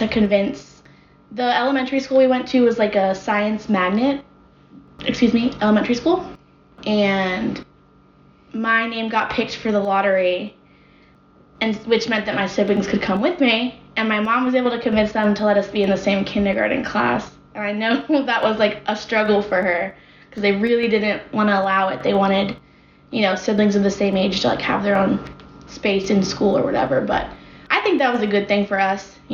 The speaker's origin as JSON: {"language": "English", "town": "Orlando", "region": "Florida", "country": "United States", "tie": "born or raised there", "also_born_or_lived": "Tallahassee, Florida", "moved": "as an adult", "lives_now": "Nashville, United States", "said": "I'm from Orlando, Florida. So, I lived there until I was 18"}